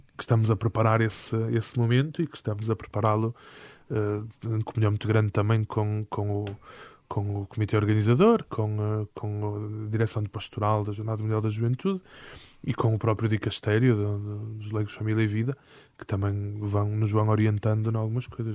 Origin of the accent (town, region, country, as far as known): Porto, Norte, Portugal; born or raised there; moved away as an adult; now in Lisbon, Portugal